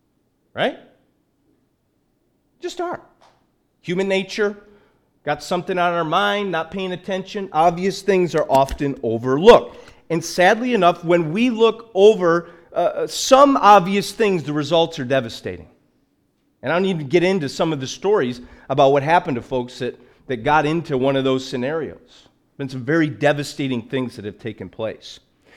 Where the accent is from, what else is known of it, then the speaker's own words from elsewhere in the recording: Liverpool, North West England, United Kingdom; I'm from Liverpool originally.